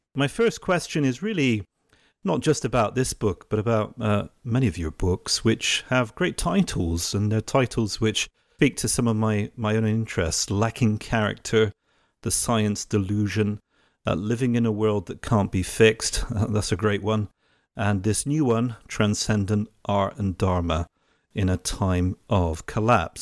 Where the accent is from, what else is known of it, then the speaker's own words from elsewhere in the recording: England, United Kingdom; moved away as an adult; now in Italy; I'm English, right? So I grew up in England